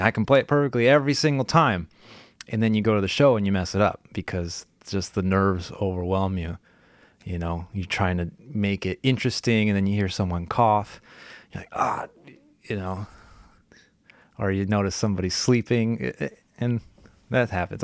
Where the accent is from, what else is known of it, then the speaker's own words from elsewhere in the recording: California, United States; I grew up in California